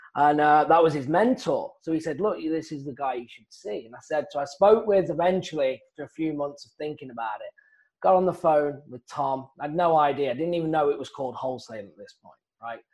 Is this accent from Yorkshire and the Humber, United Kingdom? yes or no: no; South East England, United Kingdom; moved away as an adult; also born or lived in Phoenix, Arizona, United States; now in United States; originally, I'm from England, and I was a golf professional, and I came out to the United States, stayed here